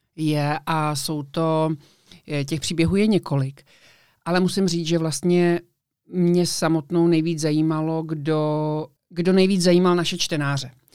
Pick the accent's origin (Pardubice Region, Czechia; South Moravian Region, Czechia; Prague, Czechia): Prague, Czechia; já jsem z Prahy